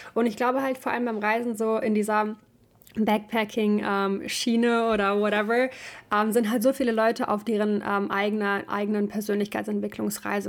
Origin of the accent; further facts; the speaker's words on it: Ukraine; now in Germany; ich komme halt ursprünglich aus der Ukraine